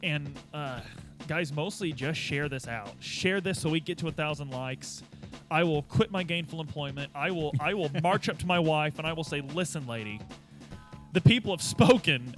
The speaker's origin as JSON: {"language": "English", "region": "Southern Indiana", "country": "United States", "tie": "born or raised there", "said": "growing up in Southern Indiana, you take care of the boys"}